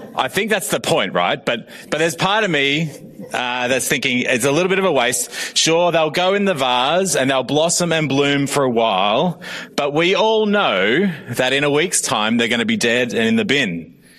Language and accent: English; Australia; I am also Australian.